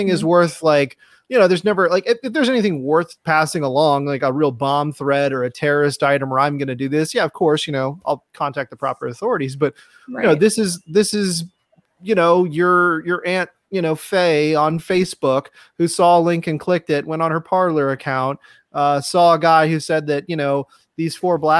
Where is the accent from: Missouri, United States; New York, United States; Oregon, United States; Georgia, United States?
Georgia, United States; Atlanta; now in South Texas, United States; I was born and raised in Atlanta